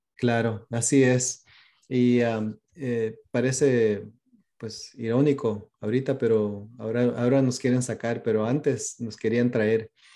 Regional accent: Pico Rivera, California, United States; first language Spanish; moved away as an adult; also born or lived in Watsonville, California / Yucatán (parents); now in Vancouver, United States; crecí en Pasadena y en Pico Rivera, o sea, en el sur de California.

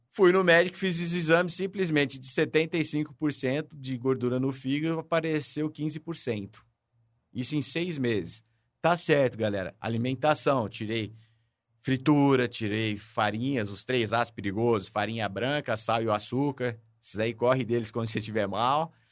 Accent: São Paulo, Brazil; now in Ribeirão Preto, Brazil; Eu moro em Ribeirão Preto há 46 anos. Eu sou de São Paulo, nascido lá.

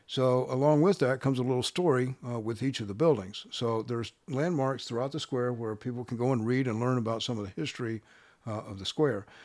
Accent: Texas, United States; also born or lived in San Diego; now in Austin, United States; born and raised in Texas

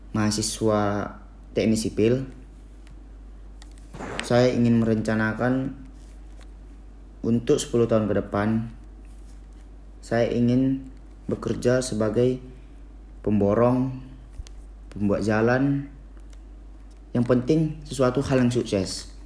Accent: Medan, North Sumatra, Indonesia; Umur saya 18 tahun Saya berasal dari kota Medan

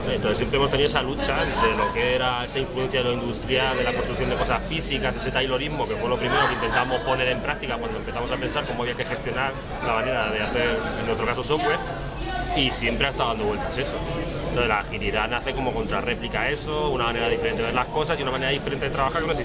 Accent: Madrid, Community of Madrid, Spain; also born or lived in La Mancha; Bueno, pues yo soy, pues vengo de Madrid, soy de España, aunque nací en La Mancha

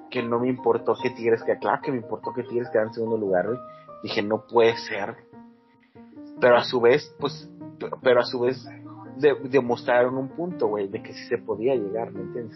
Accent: Monterrey, Nuevo León, Mexico; Uno como buen regiomontano

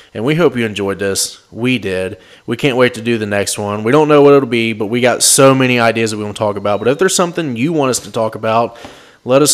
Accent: Cincinnati, Ohio, United States; we are from the Cincinnati area

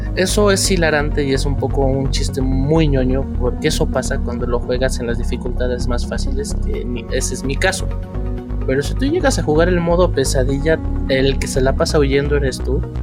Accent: Mexico; como mexicanos

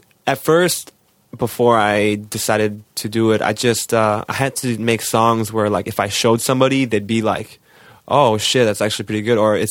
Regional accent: Glenview, Illinois, United States; I grew up in Glenview

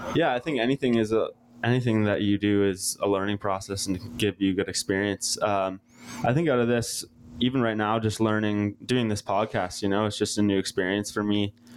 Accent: Bowmanville, Ontario, Canada; I'm from east of Toronto, uh, what used to be a small town called Bowmanville

